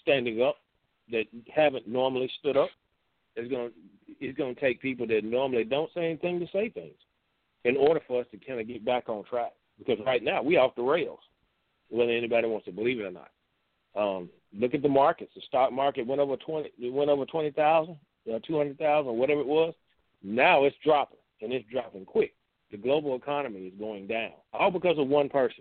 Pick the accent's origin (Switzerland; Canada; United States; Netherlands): United States; We as American people